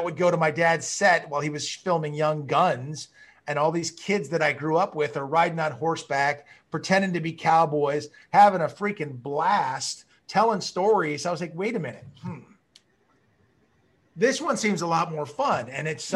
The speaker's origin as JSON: {"language": "English", "town": "Malibu", "region": "California", "country": "United States", "tie": "born or raised there", "said": "growing up in Malibu, you know, it was it's a very small community"}